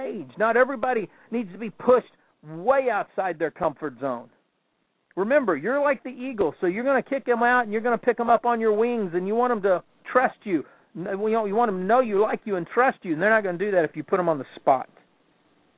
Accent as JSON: {"language": "English", "region": "the South", "country": "United States", "said": "I'm from the South"}